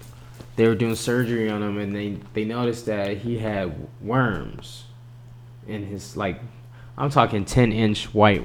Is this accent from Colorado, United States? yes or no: yes; Denver, Colorado, United States; I'm from Denver, you know.